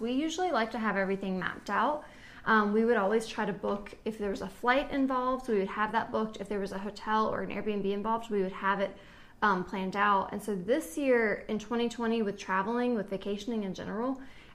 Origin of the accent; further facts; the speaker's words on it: East Coast, United States; we're from the East Coast